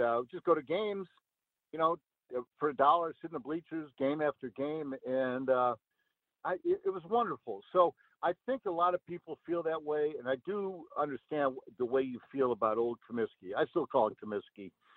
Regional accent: Peoria, Illinois, United States; I grew up in Peoria

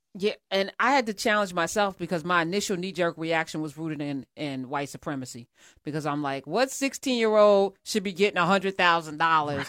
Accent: United States; as an American

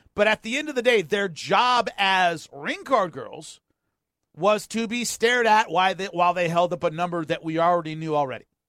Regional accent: United States

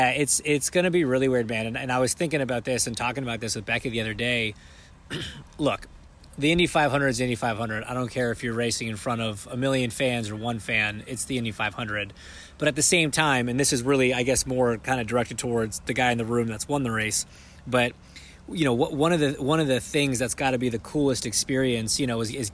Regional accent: Canada; I'm Canadian.

